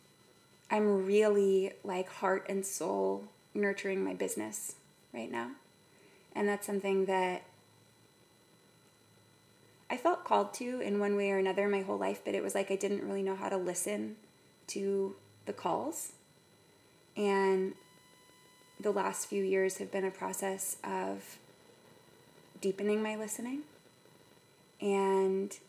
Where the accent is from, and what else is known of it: San Ramon, California, United States; born or raised there; also born or lived in San Francisco, California / Mill Valley, California